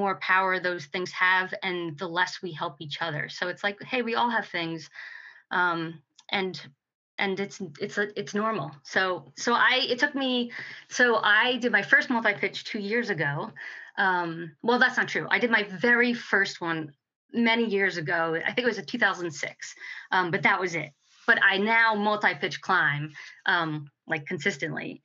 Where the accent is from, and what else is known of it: New Jersey, United States; born or raised there; moved away as an adult; also born or lived in New York / Delaware / Montana / West Coast